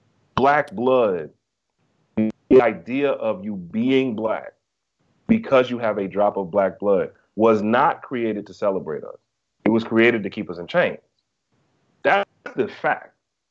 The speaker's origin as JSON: {"language": "English", "town": "Greensboro", "region": "North Carolina", "country": "United States", "tie": "born or raised there", "said": "So basically, I'm from Greensboro, North Carolina. I was raised in the South."}